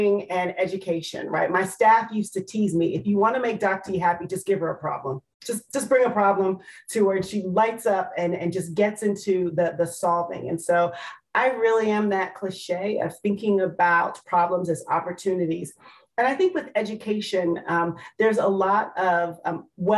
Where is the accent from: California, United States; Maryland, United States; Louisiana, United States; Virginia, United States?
Maryland, United States; moved away as an adult; also born or lived in Washington, D.C. / Detroit; now in Charleston, United States; my home state of Maryland, though my mother says to remind folks I was born in Washington, D.C.